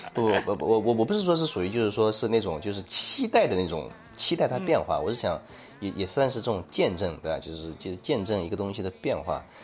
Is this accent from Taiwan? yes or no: no; Shaoxing, Zhejiang, China; moved away; also born or lived in Shandong; 我的老家嗯。少新地下的那个，那个农村里面啊